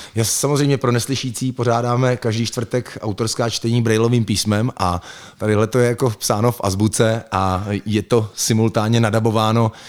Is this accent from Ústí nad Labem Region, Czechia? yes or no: yes; Litvínov, Ústí nad Labem Region, Czechia; now in Prague, Czech Republic; v Litvínově Janově, odkud pocházím